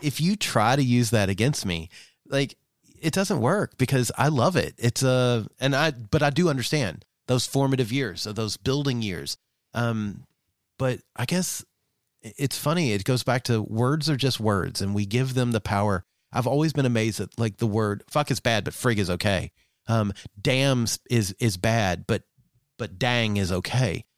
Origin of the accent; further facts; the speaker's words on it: Southeast US, United States; growing up in the Southeast, uh, of the U S, very conservative